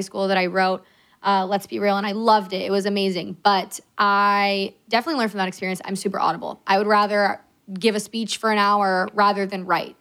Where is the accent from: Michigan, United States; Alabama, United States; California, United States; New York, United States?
California, United States; we're from California